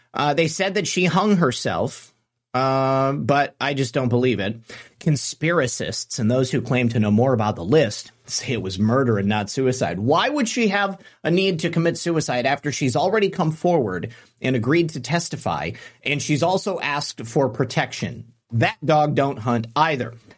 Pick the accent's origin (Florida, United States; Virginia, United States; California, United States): Florida, United States; my home state of Florida